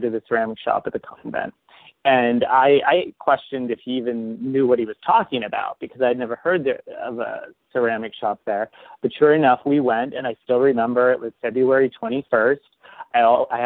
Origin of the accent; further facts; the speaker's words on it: St. Marys, Pennsylvania, United States; my hometown of St. Mary's, Pennsylvania